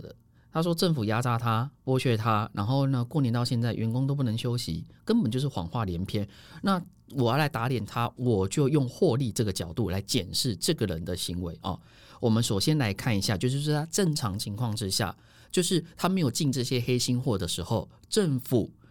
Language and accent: Chinese; Taiwan; 你以为我们台湾人是随着说嘎走哎吼，